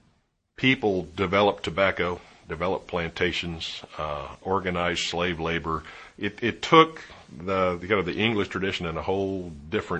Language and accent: English; Williamsburg, Virginia, United States; I grew up in Williamsburg